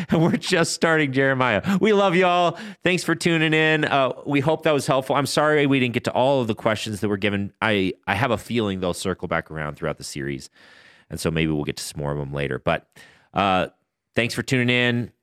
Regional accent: United States; as an Amer, as an American

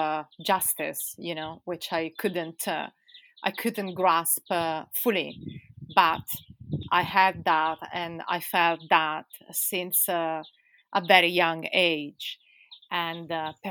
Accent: Italy; also born or lived in London, United Kingdom; now in Spain; I'm from Italy.

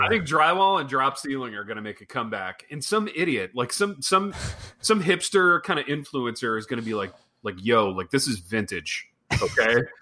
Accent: Hartford City, Indiana, United States; We had this little pizza place in my hometown called Pizza King

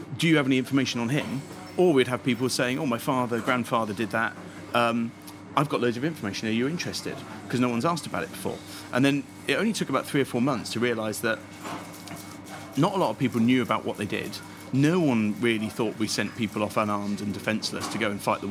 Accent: Benson, South East England, United Kingdom; I grew up very close to Benson

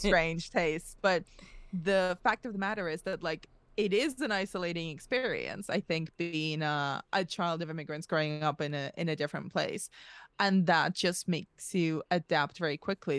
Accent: Spain; now in United Kingdom; I was moved to Spain as a very young kid and grew up in between two very, very radically different cultures, which is my parents are Russian, I grew up in Spain

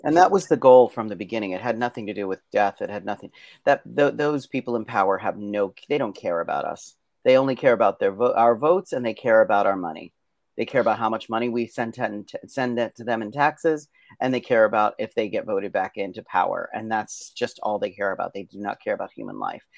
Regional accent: Pennsylvania, United States; I was born in Pennsylvania on a mountaintop

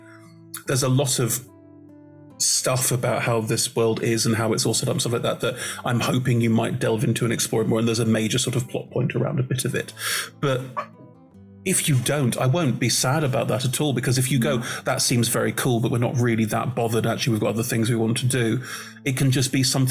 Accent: Germany; I'm German. I was born and raised in Germany.

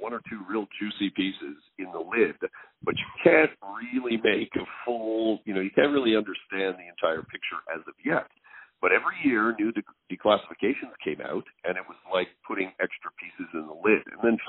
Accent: Canada; Well, I guess, you know, being a Canadian military historian, you can never get away from Dieppe.

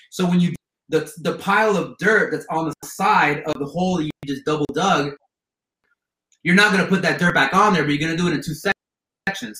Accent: Miami, Florida, United States; moved away as an adult; now in California, United States; I grew up in Miami

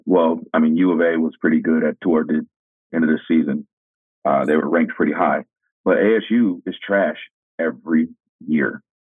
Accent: California, United States; growing up in California

